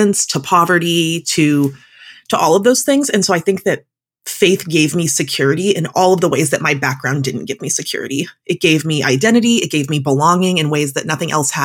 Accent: Pacific Northwest, United States; now in Seattle, United States; I grew up in the Pacific Northwest

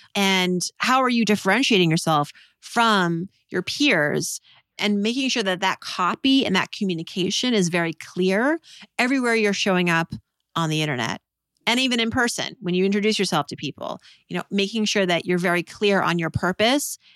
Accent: Worcester, Massachusetts, United States; moved away; also born or lived in New York; growing up in Worcester, Massachusetts

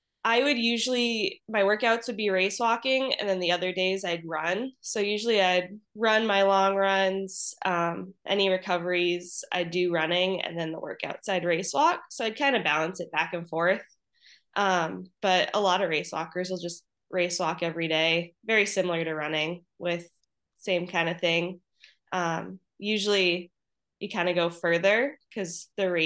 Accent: Maine, United States; moved away as an adult; also born or lived in South Dakota; I'm originally from Maine, and in Maine, race walk is a high school sport. So started race walking in high school

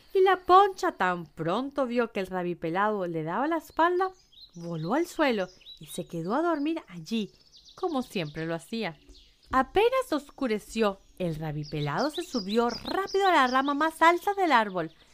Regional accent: Venezuela; moved away; estuve de vuelta en mi país, Venezuela

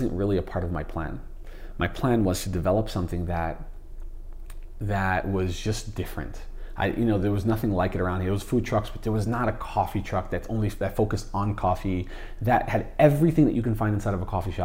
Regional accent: Jersey City, New Jersey, United States; also born or lived in Hoboken; I lived the majority of my life in Jersey City

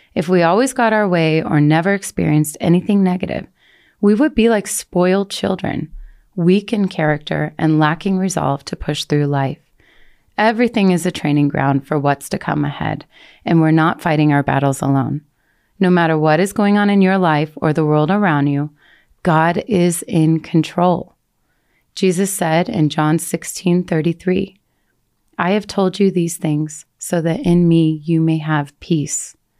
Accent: Colorado, United States; moved away as an adult; I was able to move back to Colorado. I had never wanted to return to the US, let alone to my hometown

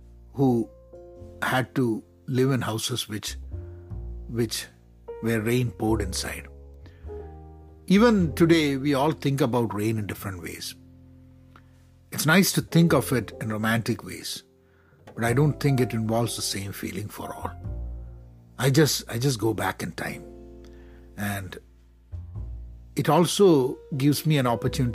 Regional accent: Kerala, India; I'm from Kerala

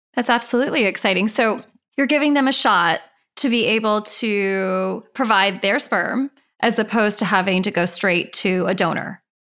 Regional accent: Laguna Beach, California, United States; I grew up in Laguna Beach.

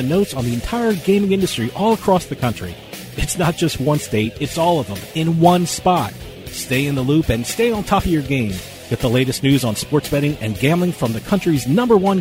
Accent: New Jersey, United States; born or raised there

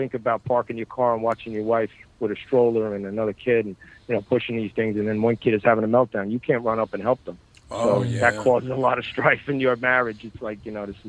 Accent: Bayonne, New Jersey, United States; I grew up in Bayonne, New Jersey. That's my neighborhood.

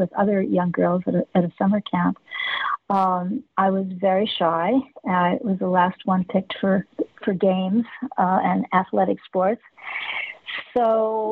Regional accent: Los Angeles, California, United States; I grew up in Hollywood

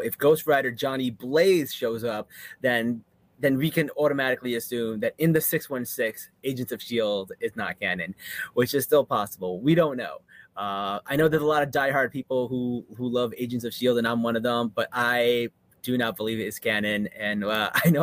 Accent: New Jersey, United States; I'm from Jersey.

